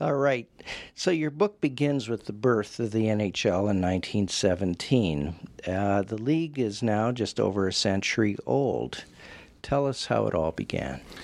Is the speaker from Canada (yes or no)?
yes; Western Canada, Canada; growing up in Western Canada